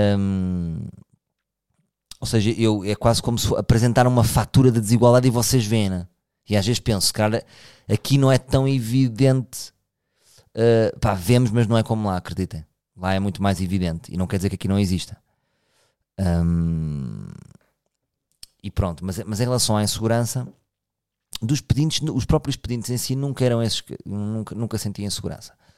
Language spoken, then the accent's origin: Portuguese; Portugal; Eu também sou português